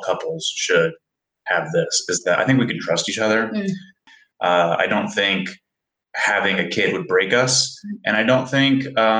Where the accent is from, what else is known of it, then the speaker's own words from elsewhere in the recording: Seattle, Washington, United States; I'm from Seattle.